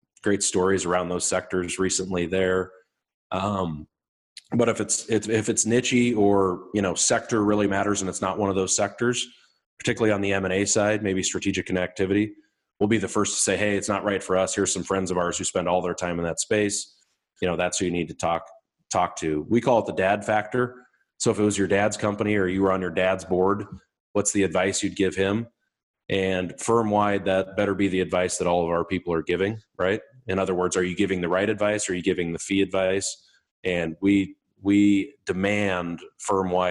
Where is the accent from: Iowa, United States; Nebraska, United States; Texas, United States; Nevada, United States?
Nebraska, United States; Malcolm; So Malcolm, Nebraska is my hometown.